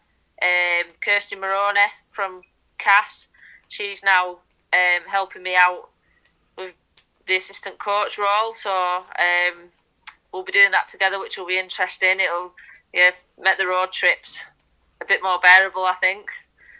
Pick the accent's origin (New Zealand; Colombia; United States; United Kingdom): United Kingdom; England; being proudly English and wearing that England shirt for so many years